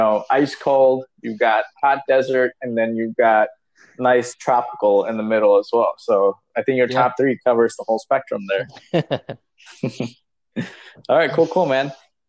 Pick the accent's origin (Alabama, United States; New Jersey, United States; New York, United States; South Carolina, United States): New Jersey, United States; I'm from Jersey